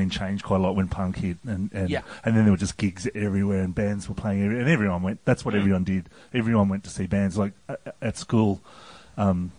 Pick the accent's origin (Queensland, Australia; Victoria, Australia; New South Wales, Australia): New South Wales, Australia; Orange; moved away; also born or lived in Sydney; I grew up mostly in Orange in New South Wales